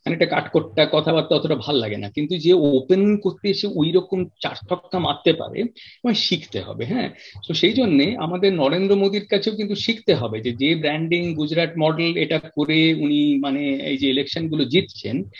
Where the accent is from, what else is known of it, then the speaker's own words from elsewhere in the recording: Kolkata, West Bengal, India; moved away as an adult; now in London, United Kingdom; কলকাতায় বড় হয়েছি কলকাতার ছেলে কোথাও বিদেশে থাকলেও